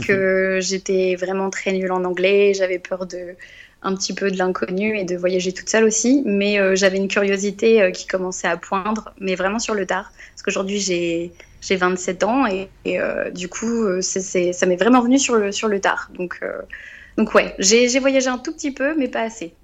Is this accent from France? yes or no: yes; Rouen, Normandy, France; also born or lived in Cergy-Pontoise; now in Évreux, France; je suis originaire euh, de la région de Rouen